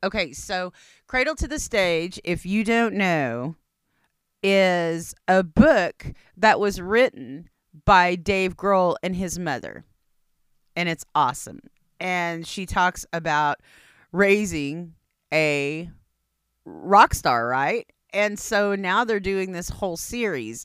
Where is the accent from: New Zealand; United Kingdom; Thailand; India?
India; I'm Indian